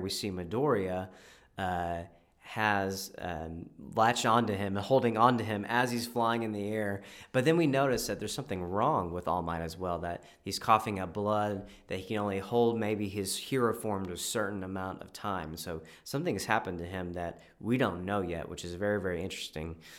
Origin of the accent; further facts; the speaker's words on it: Texas, United States; I'm from Texas